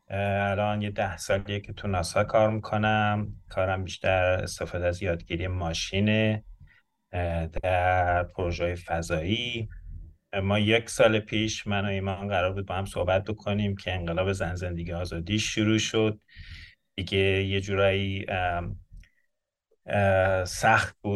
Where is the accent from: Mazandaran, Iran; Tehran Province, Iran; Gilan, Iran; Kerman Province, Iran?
Mazandaran, Iran; Shahi; moved away; من تو شهر شاهی در مازندران به دنیا آمدم متولد 1355 هستم بچگیم با سنگ مرمر, بازی و گردو بازی تو کوچه های شمال شروع شد